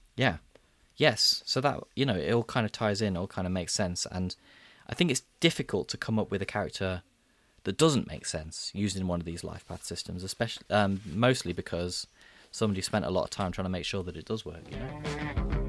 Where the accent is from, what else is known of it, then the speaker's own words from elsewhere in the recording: Midlands, United Kingdom; I'm from the Midlands